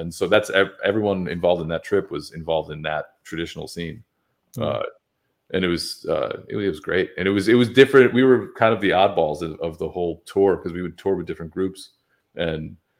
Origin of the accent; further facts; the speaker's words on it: New York, United States; moved away as an adult; now in Nashville, United States; I'm a New Yorker, and I was based there for a long time